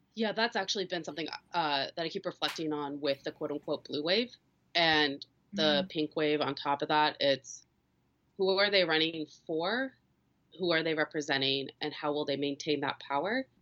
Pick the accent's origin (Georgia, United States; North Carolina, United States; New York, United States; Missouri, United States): Missouri, United States; also born or lived in Michigan; I'm from Missouri currently live here, but uh, am going to school in Michigan